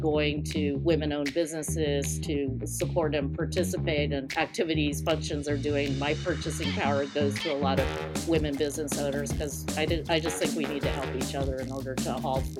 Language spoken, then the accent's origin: English; California, United States; having been born and raised in California